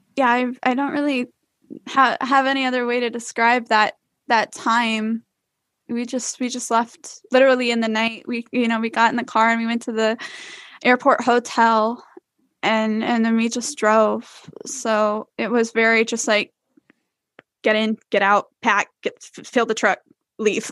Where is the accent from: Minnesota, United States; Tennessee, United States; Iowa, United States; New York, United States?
Iowa, United States; now in Florida, United States; I was born and raised in Iowa